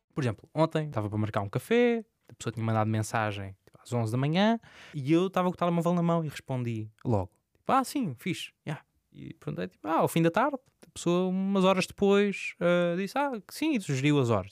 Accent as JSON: {"language": "Portuguese", "area": "Santa Maria", "region": "Azores", "country": "Portugal", "moved": "as an adult", "lives_now": "Lisbon, Portugal", "said": "Sou de Santa Maria, nos Açores, uh, moro em Lisboa, na Misericórdia"}